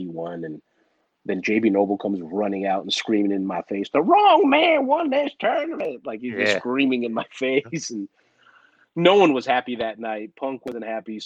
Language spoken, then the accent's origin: English; Los Angeles, California, United States; also born or lived in Springfield, Missouri; I'm a Los Angeles native, so to do something in my hometown is really cool